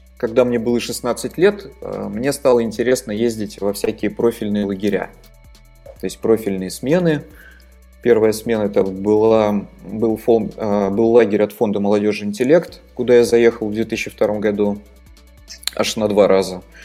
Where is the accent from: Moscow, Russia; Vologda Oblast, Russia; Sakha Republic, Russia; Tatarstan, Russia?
Tatarstan, Russia; Naberezhnye Chelny; also born or lived in Saint Petersburg; родился я в Республике Татарстан, которая находится в России